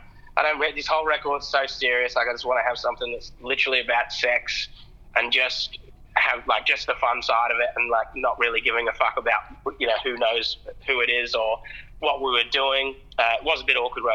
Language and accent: English; England, United Kingdom; also born or lived in Adelaide, Australia / Sydney, Australia; now in Australia; I moved from England